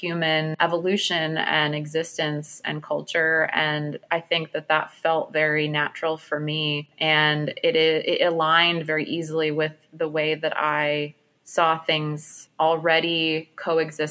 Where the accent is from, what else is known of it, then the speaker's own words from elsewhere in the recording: New York City, New York, United States; moved away as an adult; now in Washington, D.C., United States; growing up in Brooklyn, New York